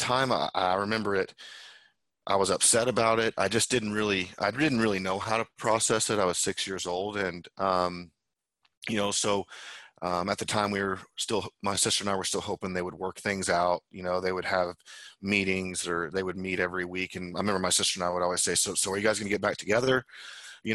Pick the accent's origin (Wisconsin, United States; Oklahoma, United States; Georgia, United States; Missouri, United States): Oklahoma, United States; Tulsa; I was born in Tulsa, Oklahoma